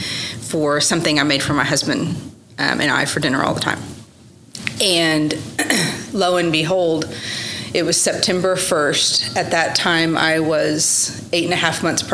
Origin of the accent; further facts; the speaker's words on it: Oklahoma City, Oklahoma, United States; also born or lived in Norman, Oklahoma / Dallas, Texas; I was born in Norman, Oklahoma, and I attended school in more public schools in South Oklahoma City. I went to Westmore High School